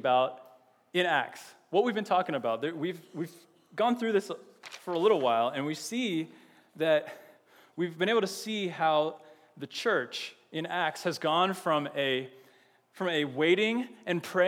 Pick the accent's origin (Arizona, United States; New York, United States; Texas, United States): Texas, United States; Austin; now in Champaign, United States; I'm from Texas, and I'm from Austin, and Austin is an amazing city.